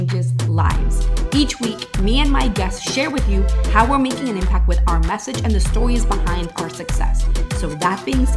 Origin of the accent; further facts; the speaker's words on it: Venezuela; now in Miami, United States; I am originally from Venezuela, but I live in Miami